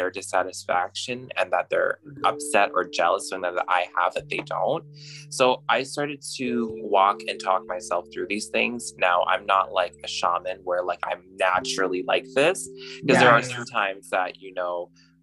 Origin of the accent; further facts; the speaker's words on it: Alberta, Canada; moved away as an adult; also born or lived in Toronto; So I grew up and I was born and raised in Alberta